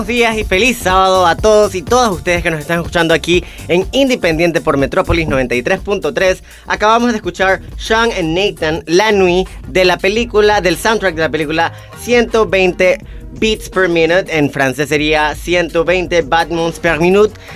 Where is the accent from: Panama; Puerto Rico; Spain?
Panama; lo que somos como panameños y panameñas